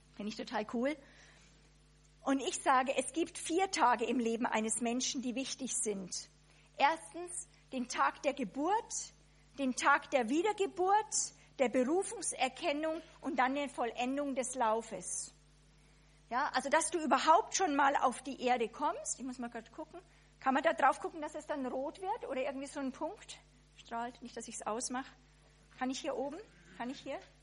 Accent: Germany; als Deutsche

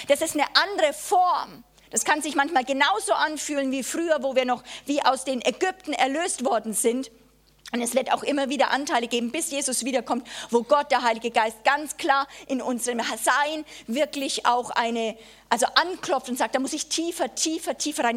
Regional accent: Germany; als Deutsche

